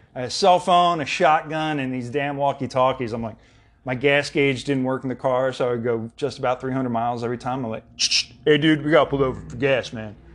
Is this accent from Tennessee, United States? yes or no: no; Philadelphia, Pennsylvania, United States; moved away; also born or lived in Southern California; back in Philly, in the Delaware County area, too. I'm from West Philly.